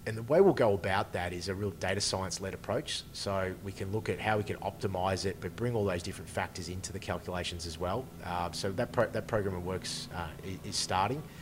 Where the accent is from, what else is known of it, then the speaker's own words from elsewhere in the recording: Bendigo, Victoria, Australia; also born or lived in Mildura; I grew up in Bendigo.